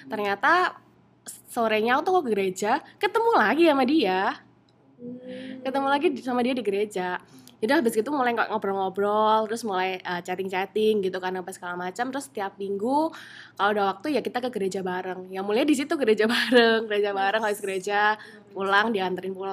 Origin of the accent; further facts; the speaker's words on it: Surabaya, East Java, Indonesia; saya asal dari Surabaya.